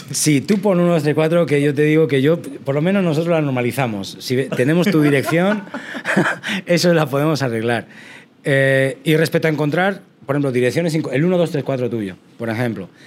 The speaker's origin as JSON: {"language": "Spanish", "country": "Spain", "said": "yo soy de España, entonces estudié en España en la Universidad de Salamanca"}